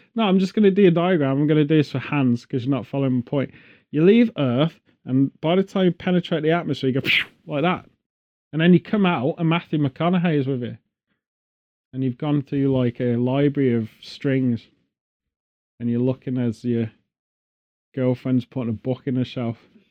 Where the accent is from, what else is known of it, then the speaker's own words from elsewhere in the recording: England, United Kingdom; being English